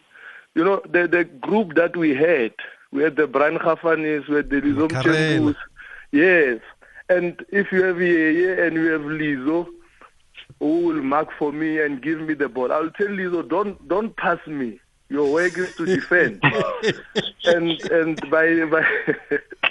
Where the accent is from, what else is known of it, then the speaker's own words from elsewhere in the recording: Limpopo, South Africa; moved away; a boy from Limpopo